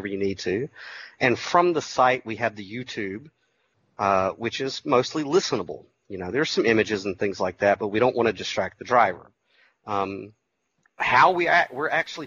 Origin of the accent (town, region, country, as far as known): Georgia, United States